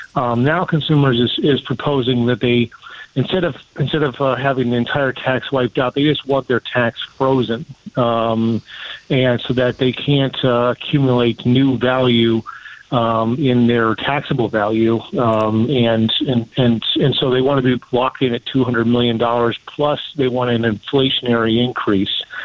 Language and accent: English; Chelsea, Michigan, United States; my hometown of Chelsea